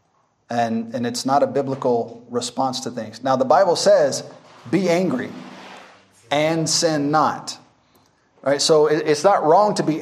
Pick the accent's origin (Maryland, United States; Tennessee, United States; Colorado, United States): Tennessee, United States; Memphis; now in Masaka, Uganda; I'm from Memphis, Tennessee. I'm from the streets. It's very violent where I'm from.